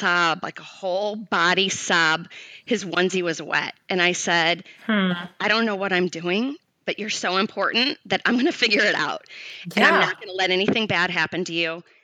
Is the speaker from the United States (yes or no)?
yes; St. Louis, Missouri, United States; moved away as an adult; also born or lived in Los Angeles, California; I grew up in St. Louis, Missouri